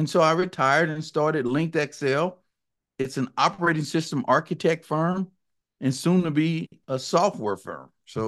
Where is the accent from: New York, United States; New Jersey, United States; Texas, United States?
Texas, United States; I'm actually a Texan, born and raised in the Dallas-Fort Worth area. I worked on my accent to get rid of some of the y'alls and the howdies and those things.